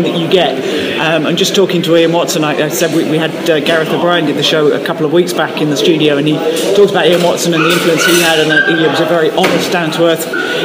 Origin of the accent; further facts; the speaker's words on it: London, United Kingdom; I'm a Londoner by birth